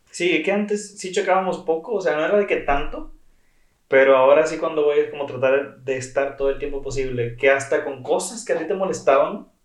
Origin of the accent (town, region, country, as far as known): Monterrey, Nuevo León, Mexico; accent: regio